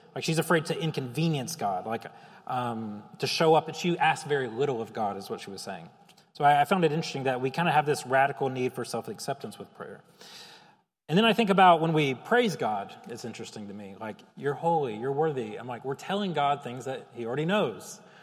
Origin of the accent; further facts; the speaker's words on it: Chicago, Illinois, United States; I'm a Chicagoan